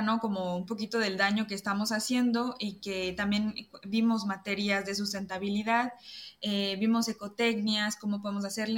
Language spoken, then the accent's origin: Spanish; Villahermosa, Tabasco, Mexico; moved away as an adult; also born or lived in Mérida, Mexico; now in France; de chica yo crecí en una ranchería en Villahermosa, Tabasco